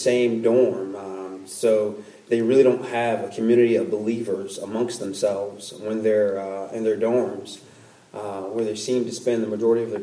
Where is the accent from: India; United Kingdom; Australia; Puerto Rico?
Puerto Rico; moved away; I'm from Puerto Rico as well